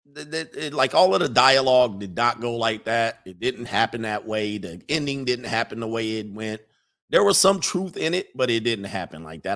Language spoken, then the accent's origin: English; Hawthorne, California, United States; I grew up in Hawthorne